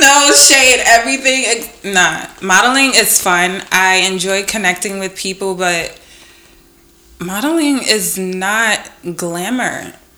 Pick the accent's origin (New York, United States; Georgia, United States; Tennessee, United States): New York, United States; New York City; I'm from Brooklyn